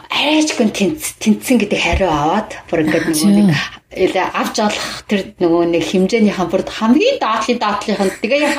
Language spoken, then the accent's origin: Mongolian; Mongolia; first language Mongolian; moved away as an adult; now in United States; Би монгол хэл миний монгол хэл бол миний төрлөх хэл те.